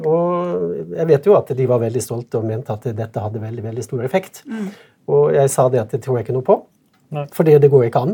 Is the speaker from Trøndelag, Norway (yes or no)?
no; Sunnmøre, Møre og Romsdal, Norway; jeg kommer fra Sunnmørk